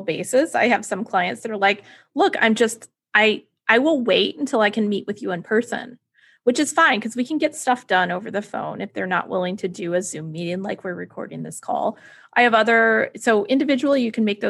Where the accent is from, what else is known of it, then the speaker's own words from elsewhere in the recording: Texas, United States; tornado drills in Texas for me